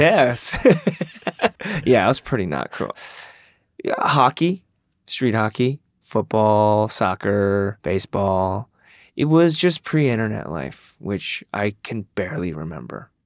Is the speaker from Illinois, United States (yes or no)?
no; Michigan, United States; also born or lived in South Korea; I'm from Michigan